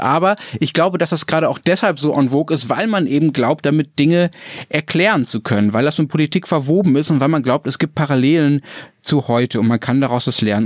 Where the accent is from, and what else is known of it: Germany